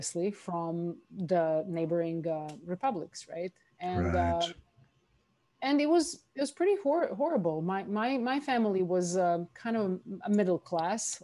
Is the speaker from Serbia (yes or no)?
yes; Novi Sad, Vojvodina, Serbia; moved away as an adult; also born or lived in Hawaii / Thailand; now in Bali, Indonesia; I am from Novi Sad originally, which is a smaller town north of Belgrade, not that far from a Hungarian border.